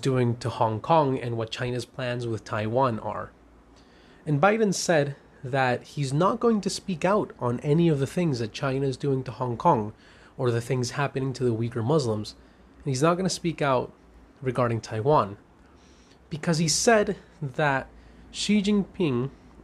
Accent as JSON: {"language": "English", "town": "Caracas", "region": "Capital District", "country": "Venezuela", "said": "I'm a lawyer from Caracas, Venezuela"}